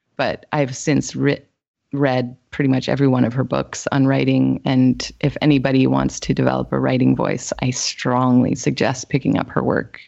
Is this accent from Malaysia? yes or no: no; Winnipeg, Manitoba, Canada; moved away as an adult; now in British Columbia, Canada; I'm originally from Winnipeg, Manitoba, actually, and so I went to school there